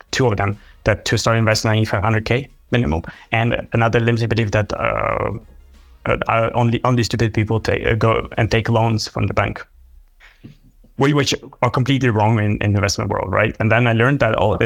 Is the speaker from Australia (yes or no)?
no; Ukraine; moved away; I'm originally from Ukraine